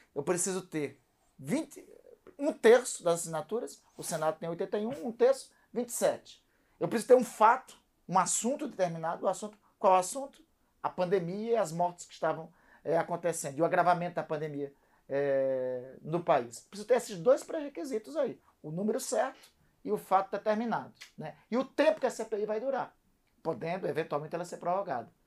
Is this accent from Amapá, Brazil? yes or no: yes; Amapá, Brazil; also born or lived in Brasília; nós estamos aqui em São Paulo, eu sou do Amapá